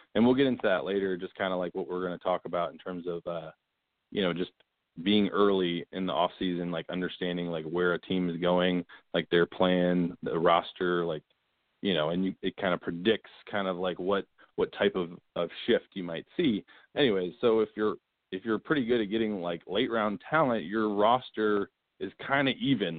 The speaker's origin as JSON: {"language": "English", "town": "Manassas", "region": "Virginia", "country": "United States", "tie": "born or raised there", "moved": "yes", "lives_now": "Dallas, United States", "said": "grew up in Manassas, Virginia, kind of 30 minutes from DC"}